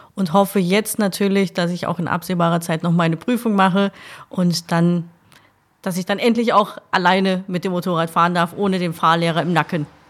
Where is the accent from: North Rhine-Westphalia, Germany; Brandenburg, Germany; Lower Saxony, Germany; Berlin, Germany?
North Rhine-Westphalia, Germany; Essen; also born or lived in Kray, Essen; Ich bin auf der Margaretenhöhe groß geworden